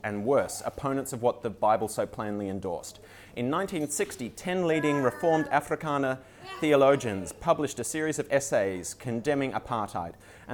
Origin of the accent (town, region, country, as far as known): Australia